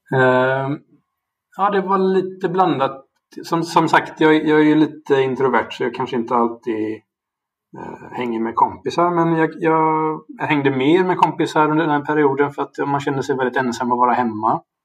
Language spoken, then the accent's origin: Swedish; Gothenburg, Västra Götaland, Sweden; also born or lived in England / Germany / Uppsala; jag är uppvuxen i Göteborg och har bott här